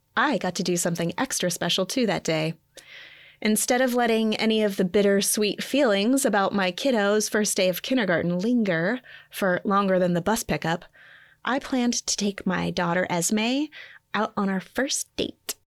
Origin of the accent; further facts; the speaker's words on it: Montana, United States; I grew up in Montana.